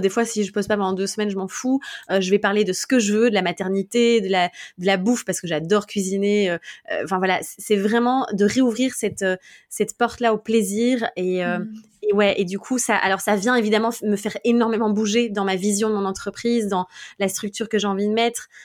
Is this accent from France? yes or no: no; Belgium; je suis belge